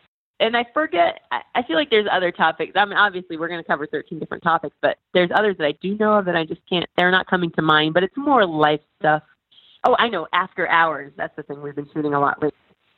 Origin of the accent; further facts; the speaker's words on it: Midwest, United States; So, and I'm from the Midwest.